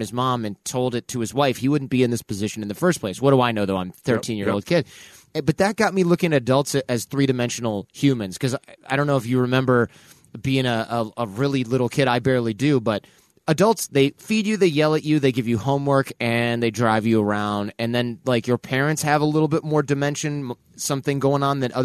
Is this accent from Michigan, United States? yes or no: yes; Detroit, Michigan, United States; I lived in Detroit. I'm from Detroit